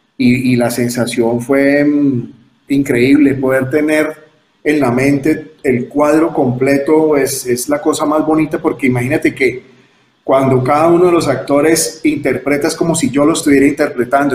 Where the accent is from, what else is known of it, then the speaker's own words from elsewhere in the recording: Cali, Valle del Cauca, Colombia; en la ciudad de Cali, que es donde yo nací